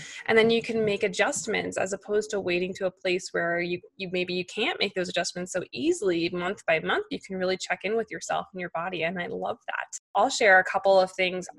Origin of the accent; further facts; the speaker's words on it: New York, United States; as a New Yorker, type A perfectionist, like career woman